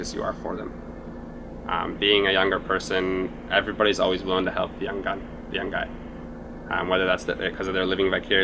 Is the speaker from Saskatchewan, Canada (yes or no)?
no; Beamsville, Ontario, Canada; I grew up in Beamsville, Ontario, so I was around the wine country and the vineyards